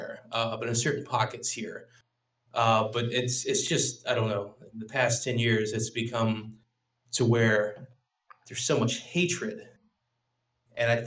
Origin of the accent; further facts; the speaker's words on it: Louisiana, United States; I grew up in the South